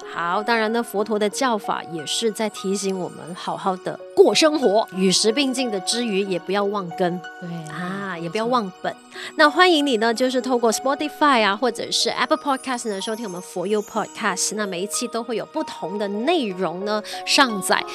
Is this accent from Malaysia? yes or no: yes; Malaysia; 当然我们也是马来西亚人，我们肯定是马来西亚人